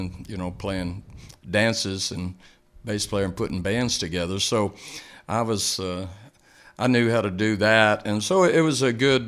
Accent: Lubbock, Texas, United States; also born or lived in Austin, Texas; I came from Lubbock, and I played all through high school and through a couple of years at Tech over there

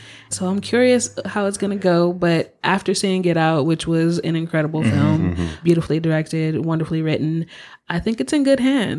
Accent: Los Angeles, California, United States; I am one of the few people who's actually from LA. So Ooh. I was born and raised here.

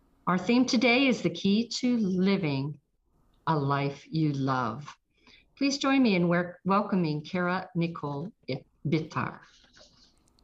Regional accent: Trafford, Pennsylvania, United States; also born or lived in South Park, Pennsylvania; now in Roswell, United States; I'm from Trafford or near Monroeville

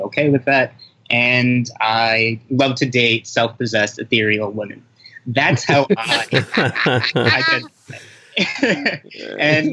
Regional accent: United States; I was born in the States, so I'm actually American, but I'm Haitian descent

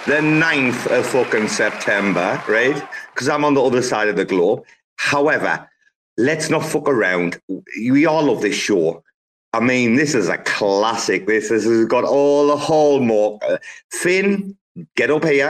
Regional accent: United Kingdom; moved away as an adult; now in Thailand; I'm British, I've lived in Thailand for the last, just to give you context, the last 11 years.

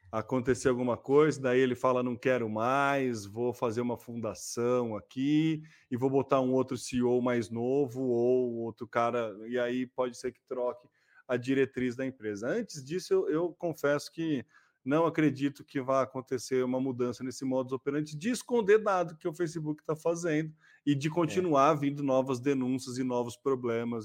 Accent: Brazil; a gente é brasileiro

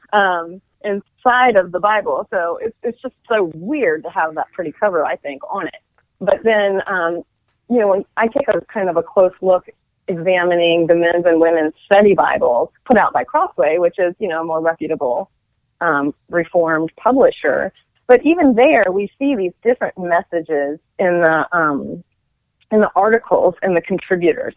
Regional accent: Frederick, Maryland, United States; I'm from Frederick, Maryland.

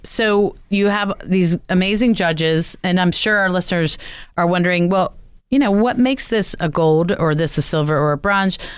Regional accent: New Jersey, United States; my home state of New Jersey

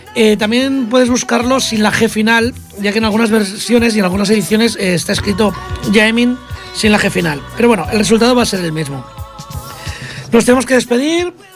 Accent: Catalonia, Spain

